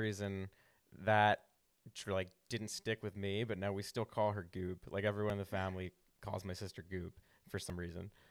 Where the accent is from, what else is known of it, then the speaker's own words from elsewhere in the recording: Havertown, Pennsylvania, United States; also born or lived in Villanova; now in Philadelphia, United States; I grew up in Havertown, and then we moved closer to, like, Villanova